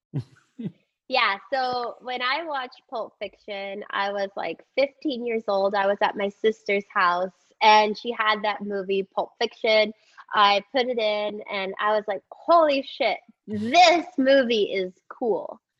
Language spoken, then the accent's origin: English; Texas, United States; growing up in Texas